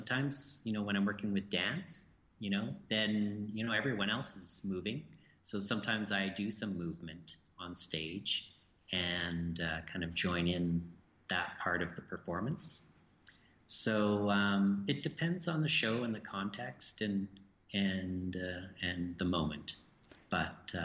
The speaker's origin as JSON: {"language": "English", "town": "Edmonton", "region": "Alberta", "country": "Canada", "said": "I'm from Edmonton in Alberta"}